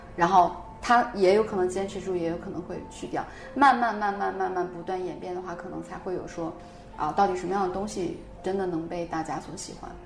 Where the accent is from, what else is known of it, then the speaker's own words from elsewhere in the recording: Northeast China, China; 虽然我是一个东北人，但我性格更像我奶奶，我奶奶是重庆人